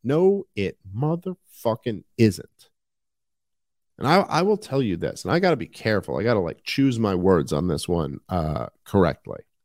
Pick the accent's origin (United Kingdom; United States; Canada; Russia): United States; New York City, New York; moved away as an adult; also born or lived in Upper West Side, Manhattan; I'm from New York City and I, I grew up in uh, Brooklyn